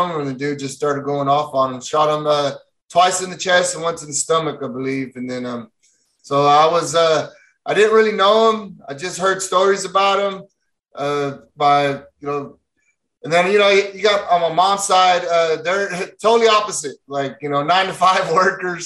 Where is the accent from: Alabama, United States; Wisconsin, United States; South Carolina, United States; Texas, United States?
Texas, United States; Fort Worth; born and raised in Texas, from Stockyards, Fort Worth, where the Wild West started